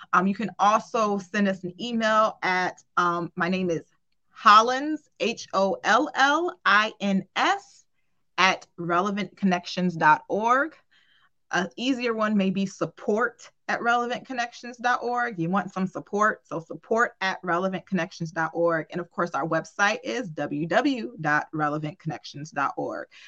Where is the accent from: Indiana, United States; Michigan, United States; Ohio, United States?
Ohio, United States; Cleveland; I'm from Cleveland, Ohio